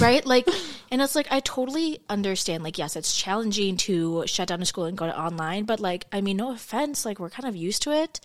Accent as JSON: {"language": "English", "region": "Minnesota", "country": "United States", "said": "We're actually from Minnesota"}